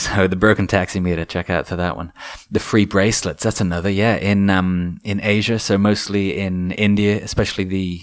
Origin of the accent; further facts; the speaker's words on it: England, United Kingdom; being English